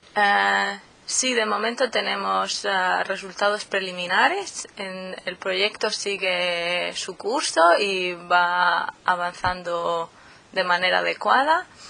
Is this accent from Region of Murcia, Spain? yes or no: yes; Murcia, Region of Murcia, Spain; moved away as an adult; also born or lived in Helsinki, Finland; now in Bergen, Norway; soy de Murcia, del sureste de España, pero también soy medio suiza. Mi madre es de Suiza